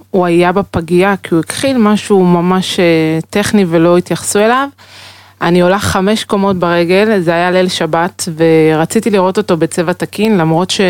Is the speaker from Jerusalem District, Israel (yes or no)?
no; Haifa, Haifa District, Israel; born or raised there